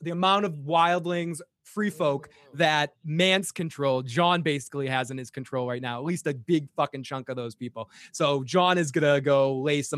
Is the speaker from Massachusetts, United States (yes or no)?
yes; Boston, Massachusetts, United States; accent: Boston; my Boston accent.